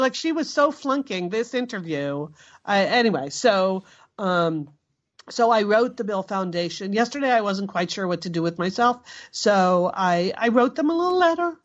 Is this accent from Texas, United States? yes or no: no; Santa Monica, California, United States; here in my hometown of Santa Monica, California